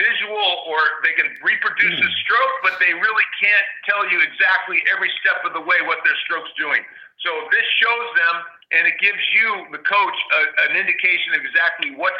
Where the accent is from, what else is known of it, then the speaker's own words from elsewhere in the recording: San Diego, California, United States; moved away as an adult; I grew up in San Diego at the public parks in the, you know, in the 60s. And you know, by the time I left San Diego in the early 70s